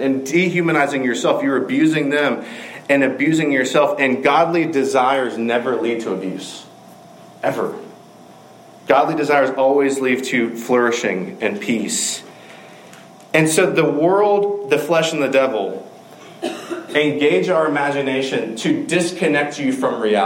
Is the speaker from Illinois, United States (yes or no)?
no; Macon, Georgia, United States; Macon, Georgia, my hometown